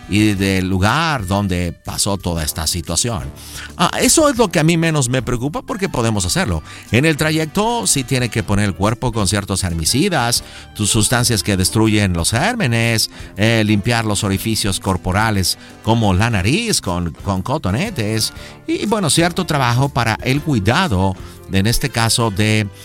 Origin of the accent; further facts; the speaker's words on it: United States; born there; mis padres son mexicanos. Yo eh, nací en los Estados Unidos. Yo no pedí nacer en los Estados Unidos, ¿ok? Pero mis abuelos, mi familia son mexicanos.